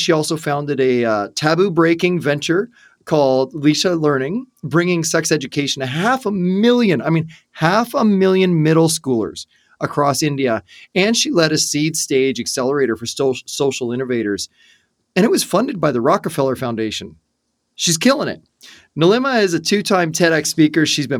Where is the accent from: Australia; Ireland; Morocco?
Ireland; I talk a lot because I'm Irish and I kiss the Blarney Stone